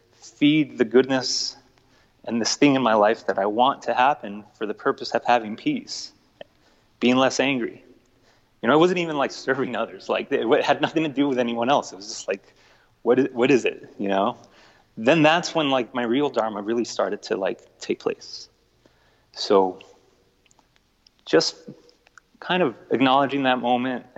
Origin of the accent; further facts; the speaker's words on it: El Paso, Texas, United States; also born or lived in Mexico City, Mexico; growing up in El Paso and, you know, my family and I migrating here from Mexico City to El Paso when I was a kid.